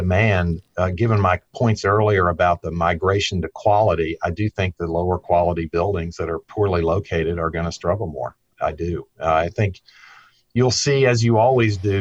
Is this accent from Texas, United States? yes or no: no; Staunton, Virginia, United States; I grew up on a farm in the Shenandoah Valley of Virginia near a town called Stanton.